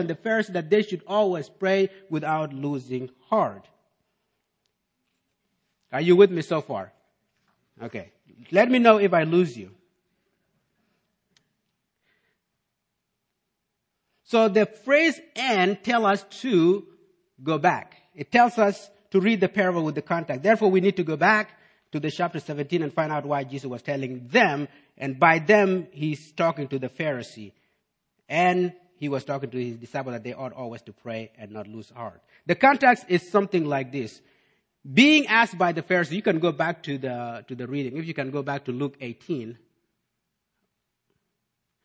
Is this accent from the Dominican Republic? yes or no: no; South Sudan; also born or lived in Malakal; now in United States; growing up in South Sudan